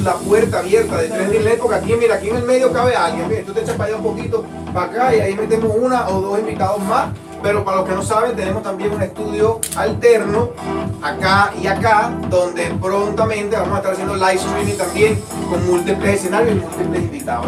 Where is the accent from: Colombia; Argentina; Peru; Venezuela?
Venezuela; now in Florida, United States; somos venezolanos, pero estamos en el corazón de la Florida